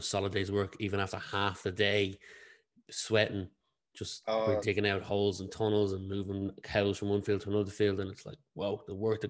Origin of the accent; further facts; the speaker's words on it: Ratoath, just outside Dublin, Leinster, Ireland; I'm from just outside of Dublin. I'm from Ratose, so I've grown up my whole adult life. I've lived abroad a couple of times, but I've never grown up on a farm